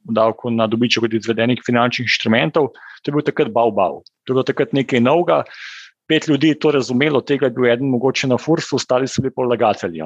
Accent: Slovenia

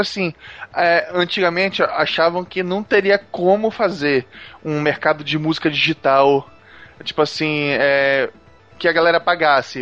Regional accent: Brazil; a gente, como brasileiro

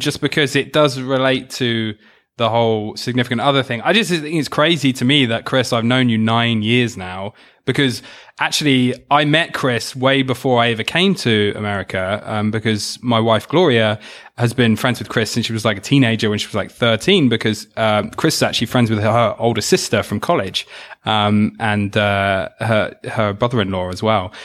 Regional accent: United Kingdom; accent: British; my accent and were, like, making all the classic, like, Pip Pip Cheerio jokes

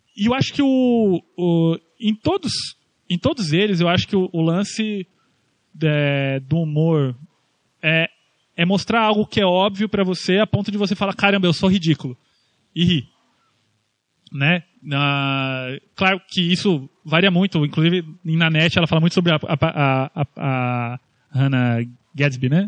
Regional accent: Brazil; eu estou falando aqui como brasileiro

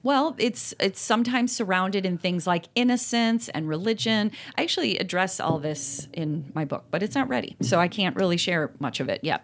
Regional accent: Appalachia, United States; I'm from Appalachia

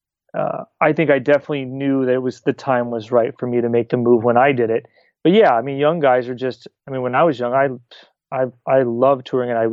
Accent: California, United States; also born or lived in Buffalo, New York; So we moved to California when I was a toddler.

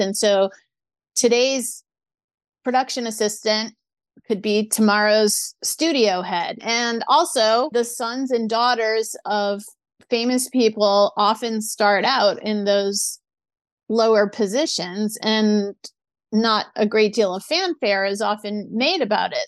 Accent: New Orleans, Louisiana, United States; moved away as an adult; also born or lived in San Diego / Orange County; now in Los Angeles, United States; my parents did take me to a lot of children's theater in New Orleans

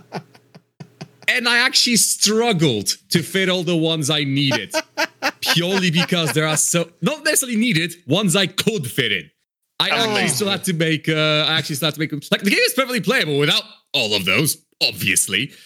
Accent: Poland; I'm Polish

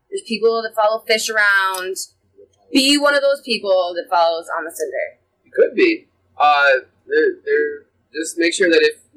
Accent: Rochester, New York, United States; So I'm from Rochester, so everything at Wegmans is W pop, and then the flavor.

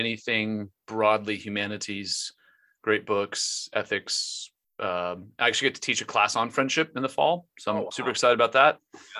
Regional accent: North Texas, United States; also born or lived in Louisville; I'm from this area. I grew up in North Texas, family's close to here. So this is home.

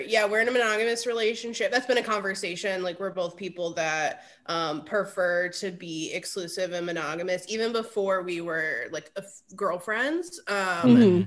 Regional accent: Cleveland, Ohio, United States; I grew up in the Cleveland area

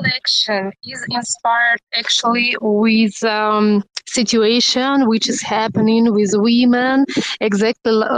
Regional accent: Russia; English is a second language; moved away as an adult; now in Turkey; I'm normally from Russia, but I'm living in Turkey like 7 years already

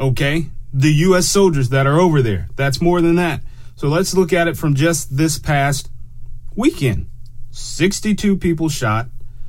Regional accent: Germany; born there; I can't go to Germany, even though I have a birth certificate that says I was born in Germany.

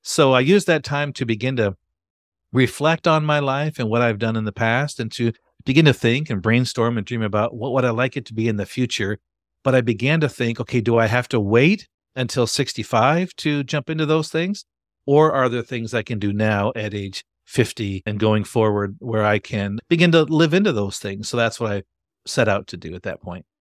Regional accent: Grand Rapids, Michigan, United States; I'm from Grand Rapids, Michigan. Been a Michigander all my life

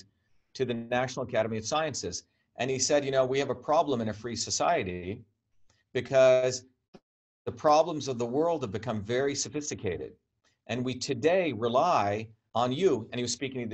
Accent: India; also born or lived in Massachusetts; now in United States; I grew up in India in an environment where we were considered low caste

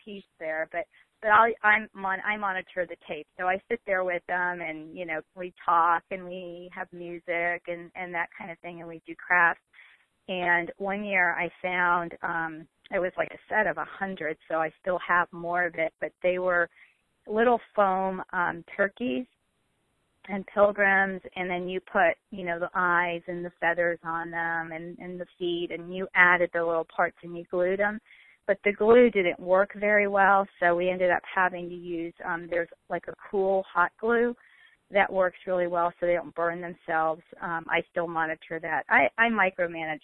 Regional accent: New York, United States; moved away; when I was growing up in New York

